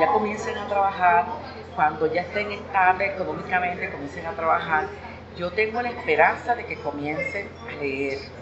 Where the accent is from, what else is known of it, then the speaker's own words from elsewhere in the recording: Puerto Rico; moved away as an adult; now in Costa Rica; Yo que soy de Puerto Rico y vivo aquí hace 33 años